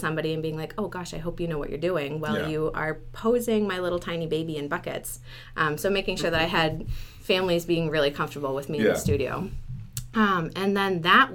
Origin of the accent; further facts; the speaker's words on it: New Hampshire, United States; I live in Dover. I'm actually originally from New Hampshire, and I love the area, so I decided to stay here